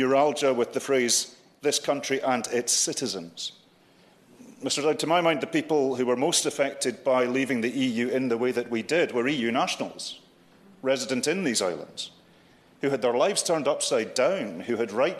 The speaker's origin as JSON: {"language": "English", "region": "Scotland", "country": "United Kingdom"}